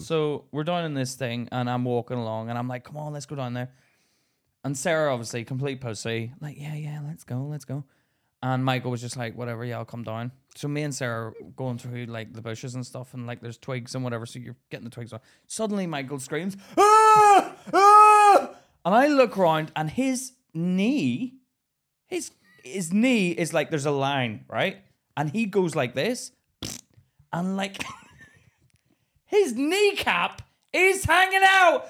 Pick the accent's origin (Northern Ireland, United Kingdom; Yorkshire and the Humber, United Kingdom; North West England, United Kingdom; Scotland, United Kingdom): Northern Ireland, United Kingdom; Belfast; now in England; I grew up in Belfast